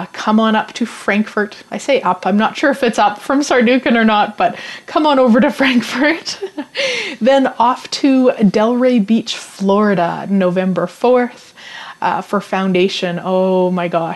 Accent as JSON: {"language": "English", "region": "Saskatchewan", "country": "Canada", "tie": "born or raised there", "said": "I was born and raised in Saskatchewan"}